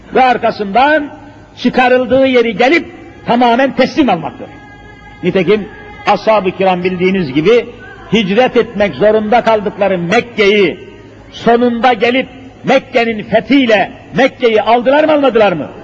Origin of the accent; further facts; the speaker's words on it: Elazığ Province, Turkey; Elazığ'ı size söyleyeyim, memleketim olduğunu söylüyorum